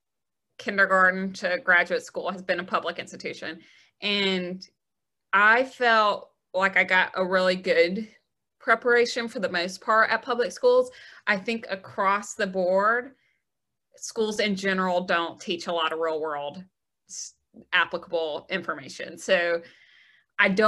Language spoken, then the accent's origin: English; Gardendale, Alabama, United States; I'm from the Birmingham area. So I grew up in Gardendale, just north of town